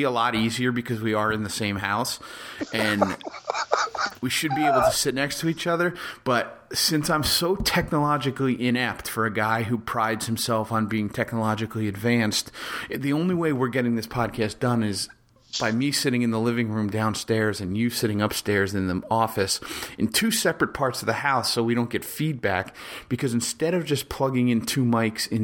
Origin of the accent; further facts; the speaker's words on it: New Jersey, United States; I was born and raised in Jersey.